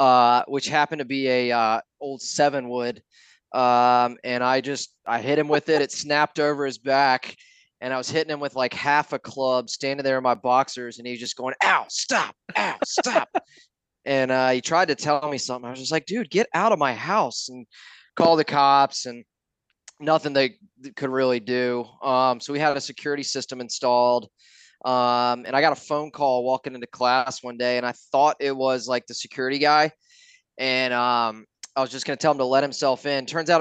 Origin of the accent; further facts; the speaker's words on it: Atlanta, Georgia, United States; I grew up here in Atlanta. Grew up a Georgia Tech fan. My dad went to Tech.